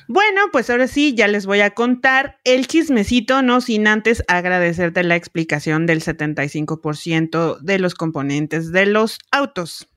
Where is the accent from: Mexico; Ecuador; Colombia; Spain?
Mexico